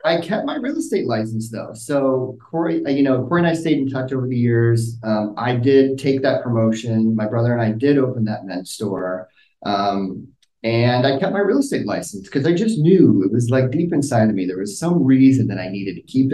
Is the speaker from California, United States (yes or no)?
yes; Rohnert Park, California, United States; also born or lived in Sebastopol, California; I was born and raised in Sonoma County, started in Roner Park